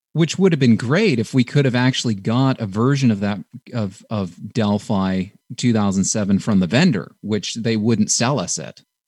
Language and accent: English; Canada; we're from Canada